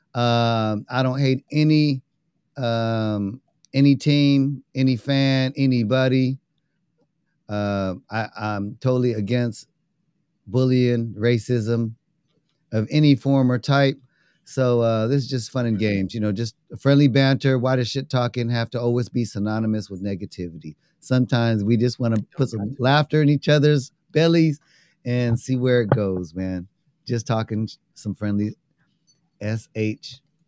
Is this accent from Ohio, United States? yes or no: no; New York, United States; I'm from New York